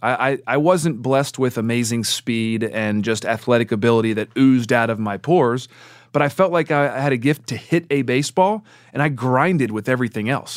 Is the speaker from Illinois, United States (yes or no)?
no; Baltimore, Maryland, United States; growing up in Baltimore